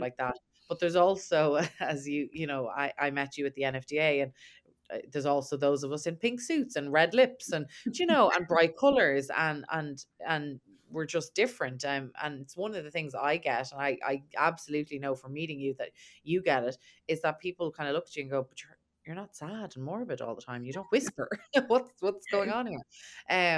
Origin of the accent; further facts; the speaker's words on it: Ireland; I'm obviously from Ireland